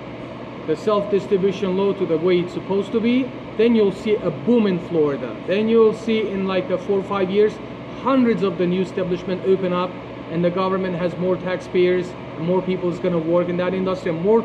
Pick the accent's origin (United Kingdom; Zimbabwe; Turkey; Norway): Turkey; now in Fort Lauderdale, United States; in the place that I was born in Turkey, having a good relationship with people older than you and taking advices from those people is kind of blessing